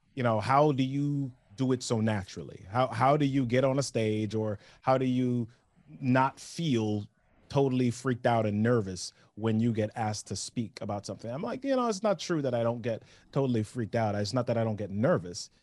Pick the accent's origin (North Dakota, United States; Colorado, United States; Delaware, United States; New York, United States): New York, United States; also born or lived in Oshawa / Massachusetts; now in Maryland, United States; I grew up in New York